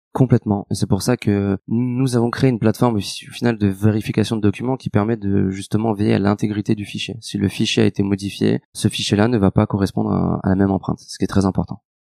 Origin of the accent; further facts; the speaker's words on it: Lyon, Auvergne-Rhône-Alpes, France; je suis lyonnais euh, d'origine.